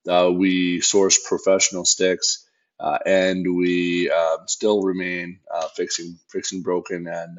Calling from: north of Toronto, Ontario, Canada; also born or lived in British Columbia; Calling in from just north of Toronto, Ontario, in Canada.

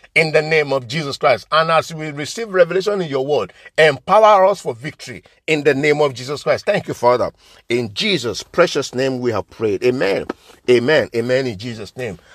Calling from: London, United Kingdom; I'm coming from Liberty Arts Ministry, London in United Kingdom

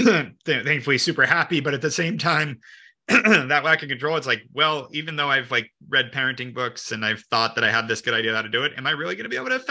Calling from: Santa Monica, California, United States; I'm dialing in from Santa Monica.

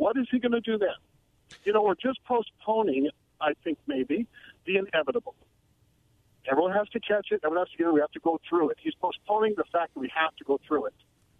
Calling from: Pasco, United States; from Pasco.

